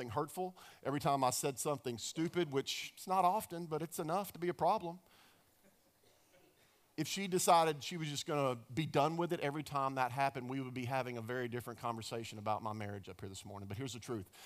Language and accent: English; Dallas, Texas, United States; I grew up in Dallas, Texas